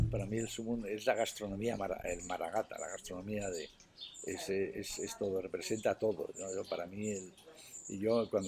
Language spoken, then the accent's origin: Spanish; Astorga, Castile and León, Spain; dices, soy de Astorga, mantecadas?